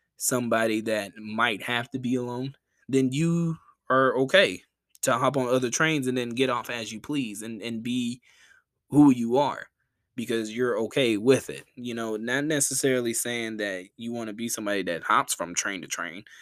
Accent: the South, United States; I'm from the South

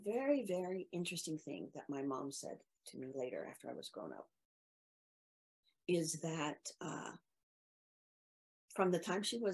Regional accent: Midwest, United States; I grew up in the Midwest

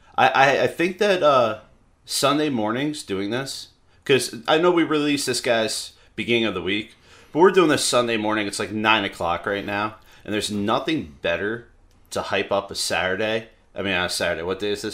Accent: the South, United States; moved away; I am from the South originally

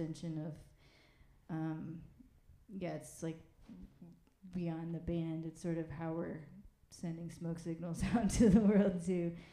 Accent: Saint Paul, Minnesota, United States; moved away; we're from Minnesota, from St. Paul, and like, we went to the high school

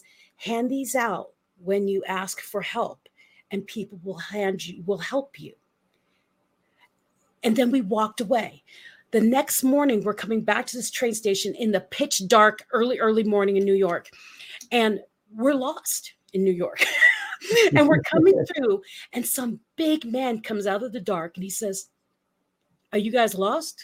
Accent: Philippines; moved away; I grew up in the Philippines and a very rural part of the Philippines

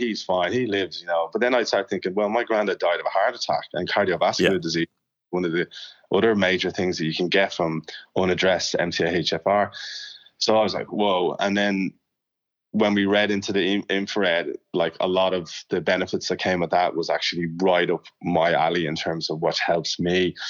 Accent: Ireland; I came from Ireland and I had certain things about my I don't know, behavior that Sue said, that's not really normal

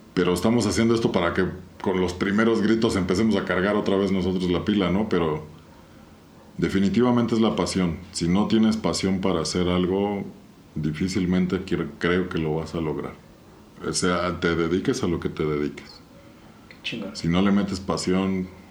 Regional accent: Querétaro, Mexico; somos puros queretanos, ¿no? O sea, toda la pandilla que vivimos en esta ciudad

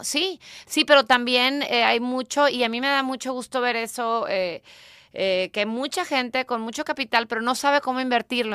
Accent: Mexico; now in United States; como buena mexicana que soy y amo este país

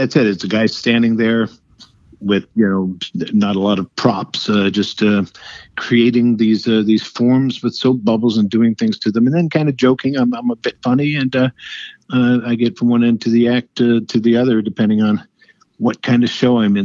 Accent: Paterson, New Jersey, United States; Originally in New Jersey, Paterson, New Jersey

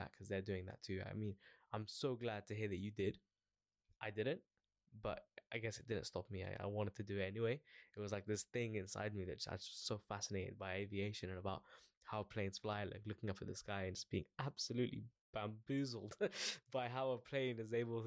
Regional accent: London, United Kingdom; I born and raised in Northwest London, so always sort of around the airport, Heathrow Airport specifically

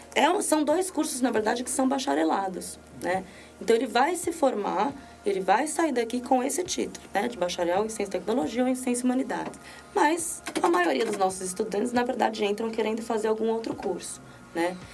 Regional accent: Brazil; sou brasileira

